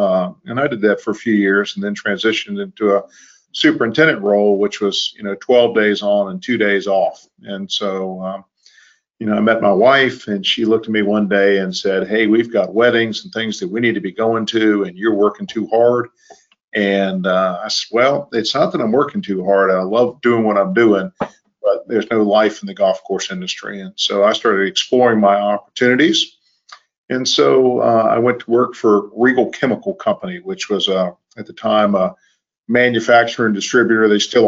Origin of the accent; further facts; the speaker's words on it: Williamsburg, Virginia, United States; I grew up in Williamsburg, Virginia.